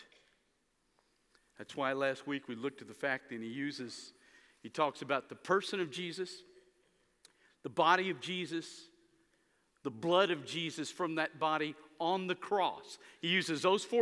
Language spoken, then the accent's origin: English; United States; I'm proud to be an American